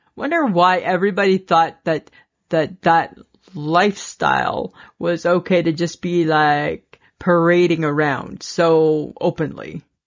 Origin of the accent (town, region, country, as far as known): Canada